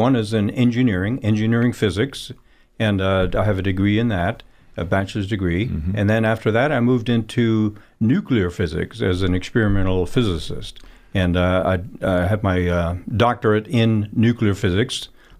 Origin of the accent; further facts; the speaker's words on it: Netherlands; I was born in Holland myself during the Second World War, and I grew up in a very strong Christian family.